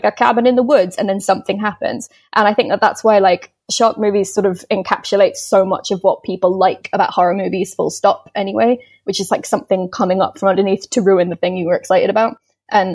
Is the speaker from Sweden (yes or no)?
no; London area, United Kingdom; I've always been in sort of London area